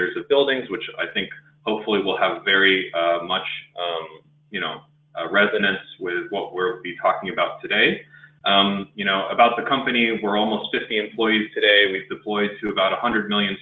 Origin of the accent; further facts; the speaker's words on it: next to the Space Coast, Florida, United States; born and raised in Florida next to the Space Coast